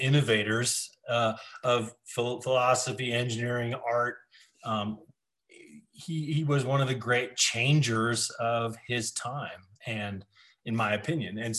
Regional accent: Denver, Colorado, United States; I grew up in Denver and on this ranch

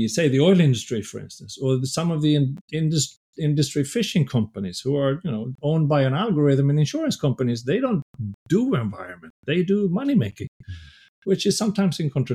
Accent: Sweden; English is a second language; moved away as an adult; now in Canada; I was born in Sweden

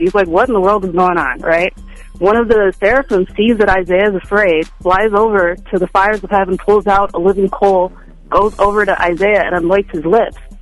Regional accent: Minnesota, United States; Minnesota is my hometown

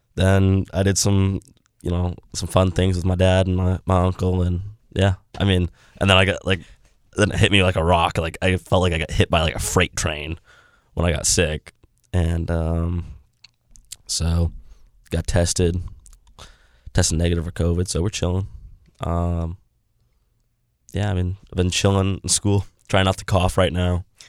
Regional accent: United States; I'm an American

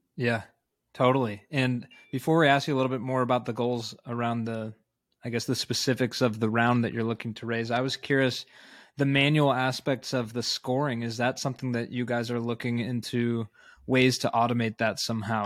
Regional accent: Chicago, Illinois, United States; that being my hometown

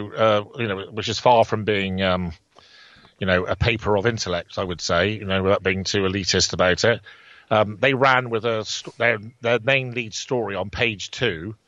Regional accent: Bridgwater, South West England, United Kingdom; let's say there's 50 pubs in Bridgewater, for instance, you know, my hometown

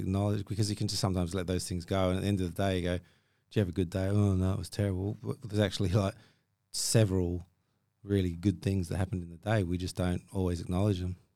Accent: Ballarat, Victoria, Australia; moved away; I grew up in Australia

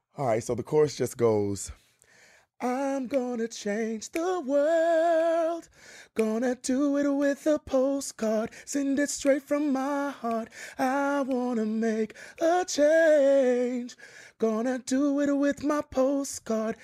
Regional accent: Mississippi, United States; moved away; I'm originally from Mississippi

